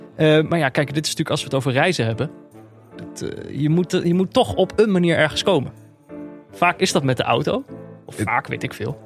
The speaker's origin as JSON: {"language": "Dutch", "town": "Eindhoven", "region": "North Brabant", "country": "Netherlands", "tie": "born or raised there", "said": "ik ben opgegroeid in Eindhoven."}